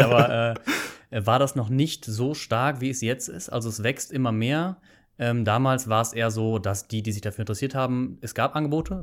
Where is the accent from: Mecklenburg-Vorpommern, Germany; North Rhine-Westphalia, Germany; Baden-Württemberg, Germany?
North Rhine-Westphalia, Germany; Bonn; moved away as an adult; also born or lived in Canada; now in Aachen, Germany; Ich komme ursprünglich aus Bonn, nicht unbedingt aus Aachen, aber ich habe dann hier studiert nach dem Abitur.